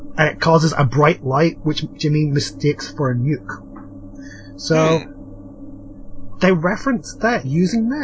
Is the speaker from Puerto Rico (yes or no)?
no; part of Britain, Northern Ireland, United Kingdom; accent: British; I only get away with having a British accent because technically I'm part of Britain